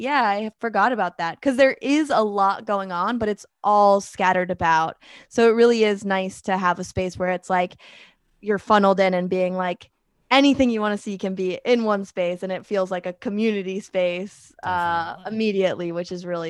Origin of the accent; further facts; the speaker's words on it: New York, United States; I grew up like near the Adirondacks, and like I went to a summer camp in Lake Placid.